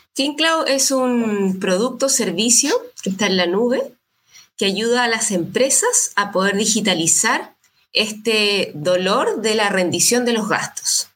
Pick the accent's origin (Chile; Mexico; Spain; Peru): Chile; Valparaíso; Yo soy nací en Valparaíso, estudié en la, universidad acá